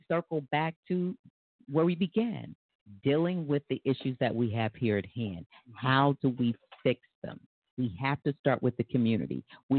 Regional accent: Tulsa, Oklahoma, United States; I'm from Tulsa

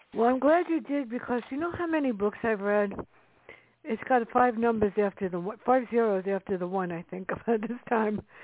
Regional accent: New York City, New York, United States; I grew up in the South Bronx

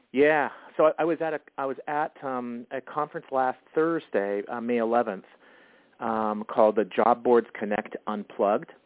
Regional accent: Winnipeg, Manitoba, Canada; now in Minneapolis, United States; I grew up in Canada, in in uh, in Winnipeg, which is right dead center uh, in the country.

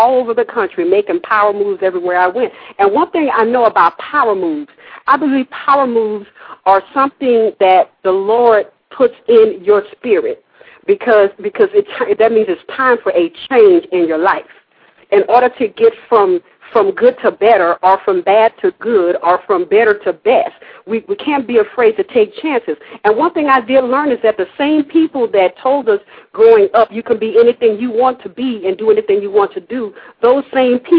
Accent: Louisiana, United States; living in the South, growing up in Louisiana, as in the Gulf Coast, we call it the bottom of the boot

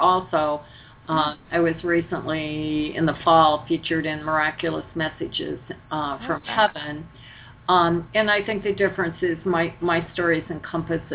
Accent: Detroit, Michigan, United States; moved away as an adult; also born or lived in Colorado; I grew up in Michigan

